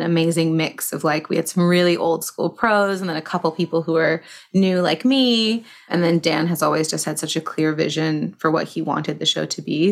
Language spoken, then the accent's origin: English; Toronto, Ontario, Canada; I started in in Toronto, where I'm from.